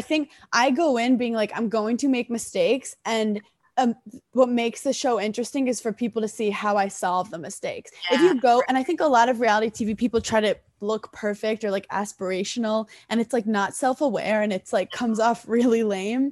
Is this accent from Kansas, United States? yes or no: no; New York City, New York, United States; growing up in Brooklyn